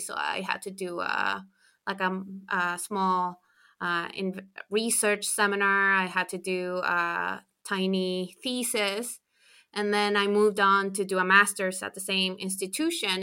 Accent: Chile; moved away as an adult; also born or lived in United States; I'm from Chile, so in South America

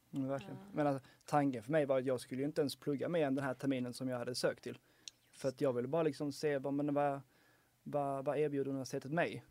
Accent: Helsingborg, Skåne, Sweden; now in Lund, Sweden; jag är från Helsingborg ursprungligen

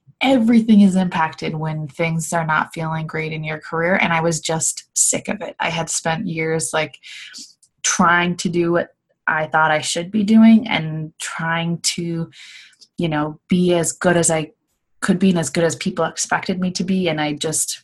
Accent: Midwest, United States; moved away as an adult; now in Los Angeles, United States; I'm from the Midwest, moved to Los Angeles, California about 5 years ago

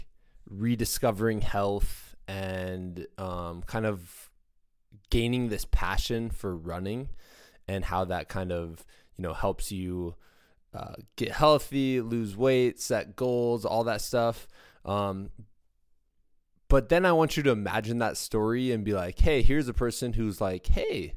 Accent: Iowa, United States; I'm from Iowa

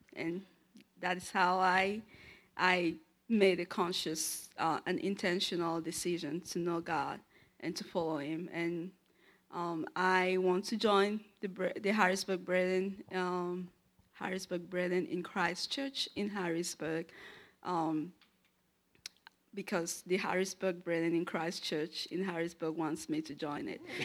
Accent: Yaoundé, Centre, Cameroon; moved away; I am from Cameroon. Uh, my city is Yaoundé.

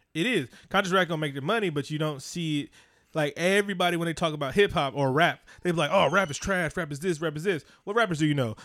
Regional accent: Oakland, California, United States; I'm from Oakland, California

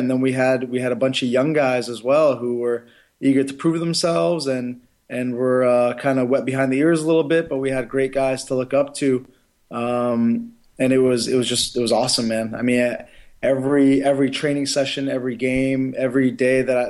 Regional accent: United States; I was born in the United States and brought up in this country

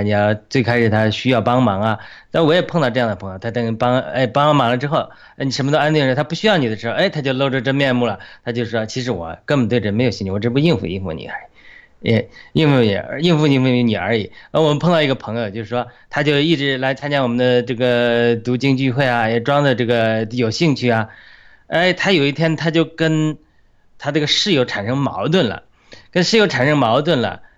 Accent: China; 这是我们中国人在全球民主运动的法治化

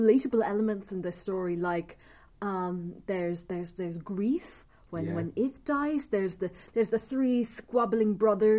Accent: Ireland; as an Irish person

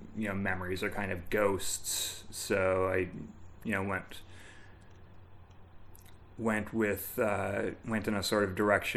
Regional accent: Bishop's Falls, Newfoundland and Labrador, Canada; moved away; my hometown of Bishop's Falls

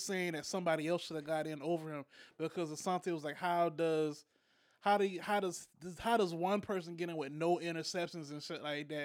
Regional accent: Charleston, South Carolina, United States; as a kid that was growing up in Charleston, South Carolina

